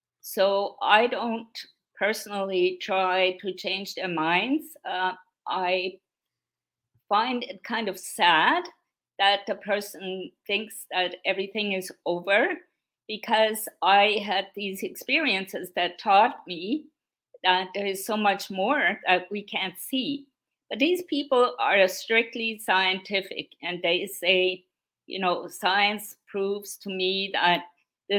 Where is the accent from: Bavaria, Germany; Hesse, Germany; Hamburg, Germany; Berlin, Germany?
Bavaria, Germany; Straubing; English is a second language; moved away as an adult; now in Canada; Straubing, my hometown, has millions of people every year in August